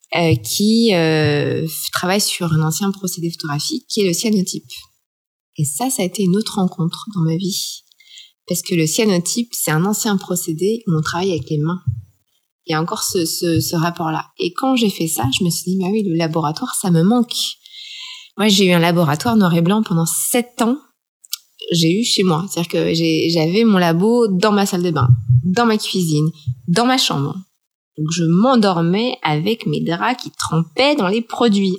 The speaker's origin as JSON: {"language": "French", "country": "France", "tie": "born or raised there", "moved": "as an adult", "lives_now": "Shanghai, China", "said": "Je suis française. Je suis euh, une photographe qui a passé toute sa vie euh, en France et qui, a 40 ans, à débarquer à Shanghai"}